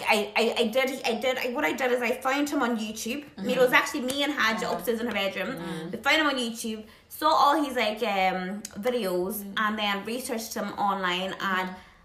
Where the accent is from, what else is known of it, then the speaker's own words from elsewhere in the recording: Ireland; now in United Kingdom; I'm Irish